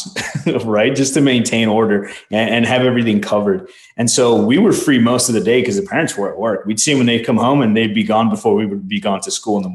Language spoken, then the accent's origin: English; Chicago, Illinois, United States; first language Spanish; English is a second language; moved away as an adult; also born or lived in Mexico; now in Arizona, United States; I was born in Chicago in the early 80s